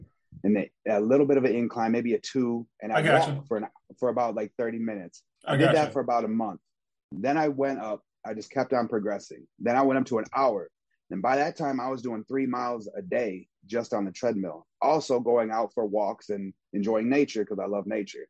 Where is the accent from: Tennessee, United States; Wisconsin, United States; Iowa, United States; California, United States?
Wisconsin, United States; Beloit; I'm from Beloit, Wisconsin, a small town. A lot of stuff goes on there, though. I had a lot of violence when I was a kid that happened.